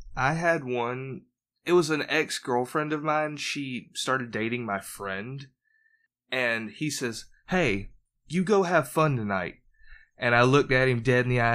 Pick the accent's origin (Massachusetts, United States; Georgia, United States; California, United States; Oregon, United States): Georgia, United States; also born or lived in Jacksonville, Florida; I was born in Georgia